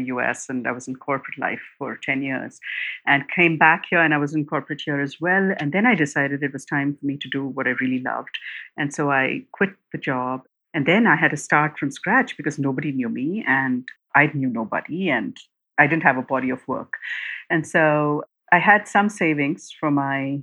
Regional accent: India; growing up in India at that time

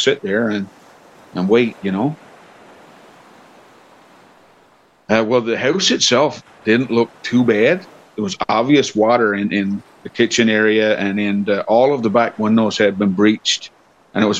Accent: Channel-Port aux Basques, Newfoundland and Labrador, Canada; I'm born and raised in Port of Basque.

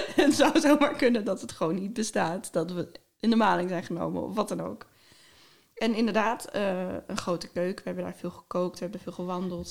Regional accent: Groningen, Netherlands; ik kwam uit Groningen

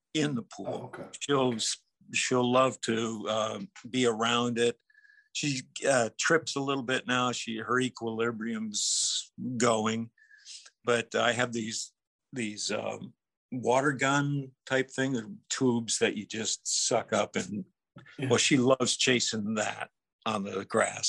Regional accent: Minnesota, United States; growing up in Minnesota

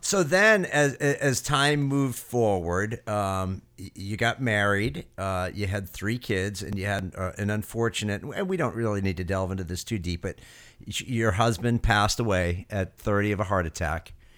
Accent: Londonderry, New Hampshire, United States; I grew up in Londonderry

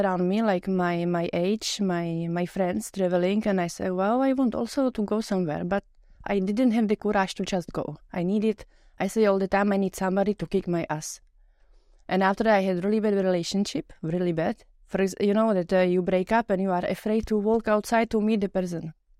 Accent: Czechia; English is a second language; moved away as an adult; now in Luxembourg; from Czech Republic, from a small town. I started to travel and when I was 25 for short-time jobs, and here in Luxembourg I met my future man.

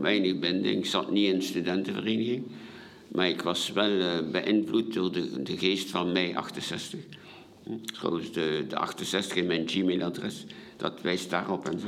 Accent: Ostend, Flanders, Belgium; also born or lived in Paris, France; als Vlaming, als Belgen

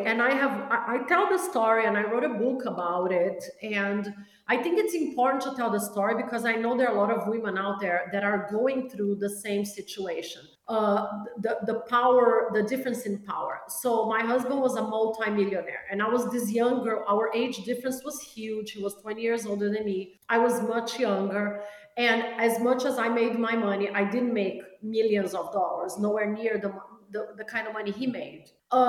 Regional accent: Brazil; born there; Yeah, my mom was Brazilian, so I was born in Brazil.

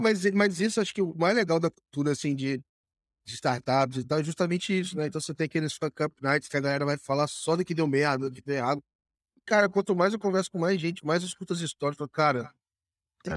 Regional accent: Volta Redonda, Rio de Janeiro, Brazil; lá em Volta Redonda, minha cidade natal

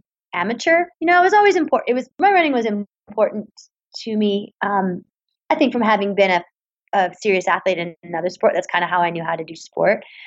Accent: Vancouver, British Columbia, Canada; I grew up in Vancouver, British Columbia

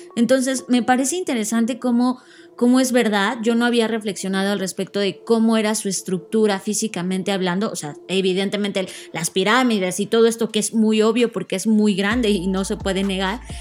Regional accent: Mexico; somos mexicanos

